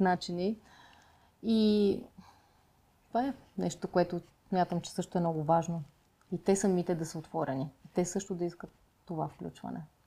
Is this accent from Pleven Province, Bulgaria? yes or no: yes; Pleven, Pleven Province, Bulgaria; now in Sofia, Bulgaria; аз съм родом от Плевен